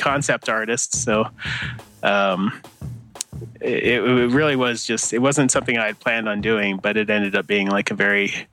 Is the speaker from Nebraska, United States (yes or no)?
no; Arizona, United States; I grew up in Arizona, is where I was born and raised.